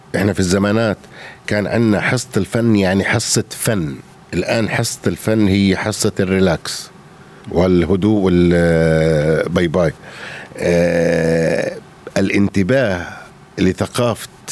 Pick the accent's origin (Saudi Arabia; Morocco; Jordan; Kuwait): Jordan; انا اردني غوراني